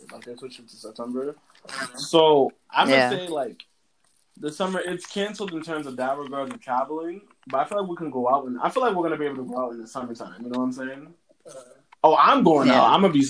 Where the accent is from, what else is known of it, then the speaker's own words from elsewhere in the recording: Canada; I'm a Canadian.